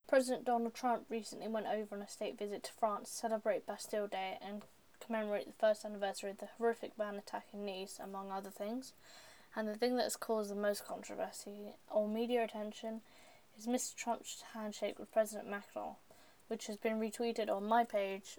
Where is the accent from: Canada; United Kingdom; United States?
United Kingdom; we as British people